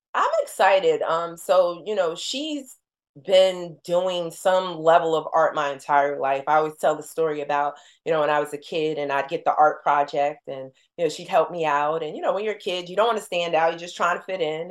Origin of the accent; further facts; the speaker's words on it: New Jersey, United States; moved away; we're from Jersey